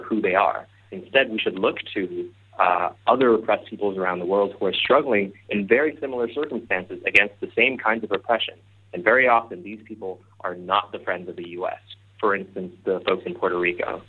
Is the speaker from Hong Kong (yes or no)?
yes; Hong Kong; I'm born and raised in Hong Kong